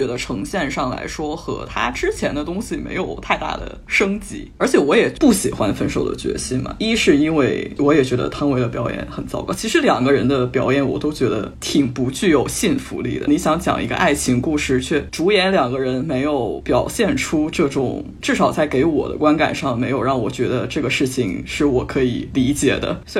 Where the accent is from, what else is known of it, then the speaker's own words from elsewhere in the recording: China; now in Vancouver, Canada; 尤其像我们中国人是可以能共情到的。